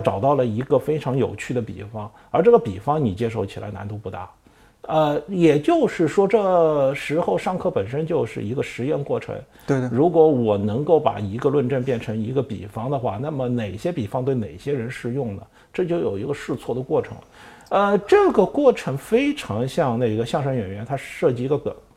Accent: Shanghai, China; 虽然我是个上海人

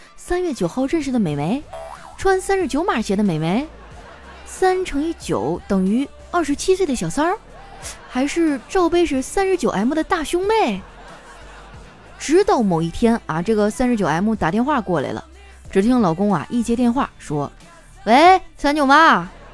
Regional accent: Northeast China, China; 我们东北人呢，有与众不同的天赋

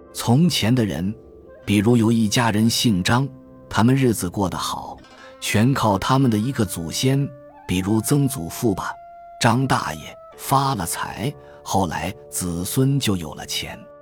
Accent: China; 我们中国人到死都脱不了这个壳壳

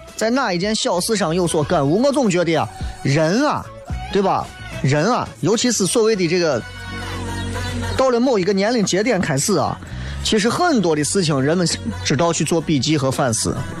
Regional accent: Shaanxi, China; 我们陕西人是怕不辣，这不辣吗？

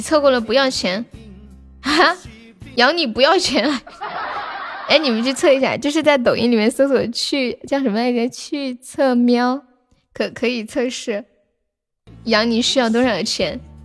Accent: Sichuan, China; accent: Sichuanese; 我们四川话说给你一脚就给你一酒

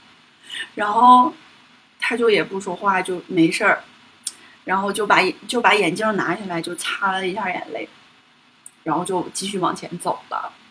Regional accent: Northeast China, China; now in Beijing, China; 我的老家，就是东北那边

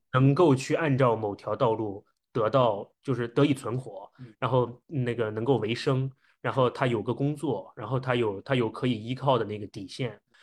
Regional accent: China; 我们中国人本身骨子里的一些思考模式和特性

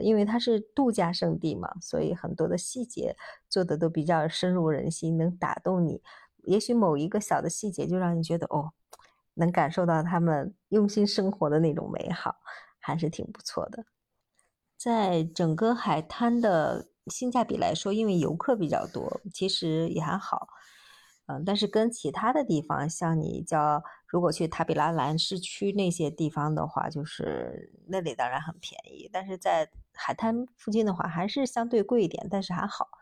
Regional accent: China; 我们中国人喜欢扎堆儿的地方

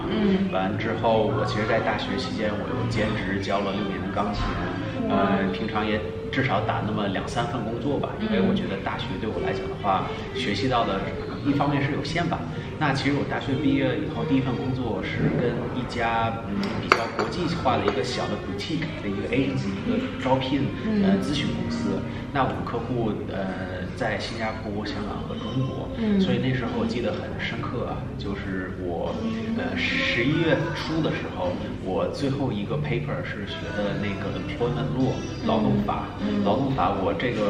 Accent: New Zealand; first language English; Chinese is a second language; moved away as an adult; also born or lived in China; 因为毕竟在这边待了呃已经有二十五年了，我很小就过来了。嗯。小学、中学、高中、大学都在这边上的

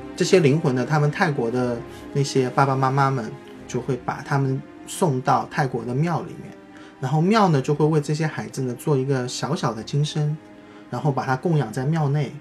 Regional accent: China; 我们中国人

